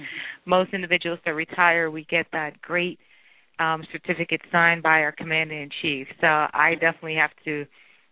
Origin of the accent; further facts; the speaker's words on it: New York City, New York, United States; I grew up in Brooklyn, New York